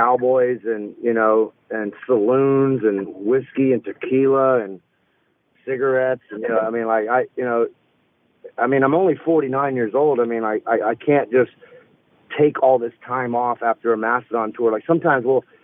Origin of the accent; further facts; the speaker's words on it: Alabama, United States; I come from Alabama and I grew up on this kind of music